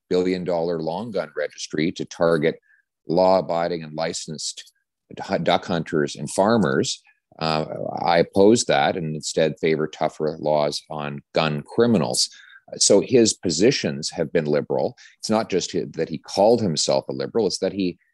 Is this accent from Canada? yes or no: yes; the West, Western Canada, Canada; now in Ottawa, Canada; I'm from the West